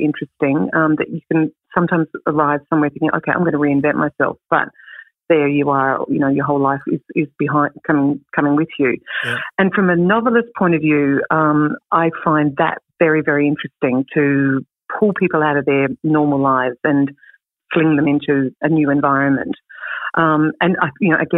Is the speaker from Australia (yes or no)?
yes; Clare Valley, South Australia, Australia; moved away; also born or lived in Adelaide / London / Sydney / Melbourne; I grew up in the Clare Valley, as you mentioned, and then lived in Adelaide